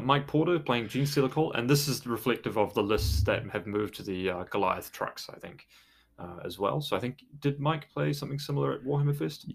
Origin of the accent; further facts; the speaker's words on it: New Zealand; I'm from New Zealand